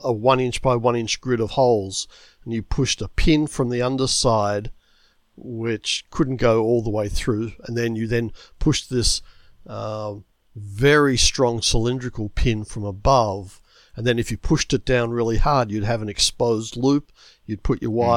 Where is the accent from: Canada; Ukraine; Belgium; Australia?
Australia; Melbourne, Victoria; moved away as an adult; now in United States; I grew up in Melbourne, Australia